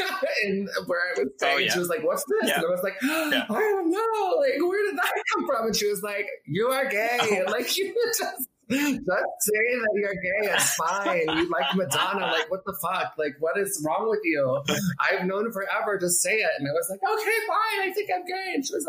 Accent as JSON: {"language": "English", "town": "Orlando", "region": "Florida", "country": "United States", "tie": "born there", "also_born_or_lived": "Colorado / Arizona", "said": "I mean, I was born in Orlando, Florida, and then we moved to Colorado"}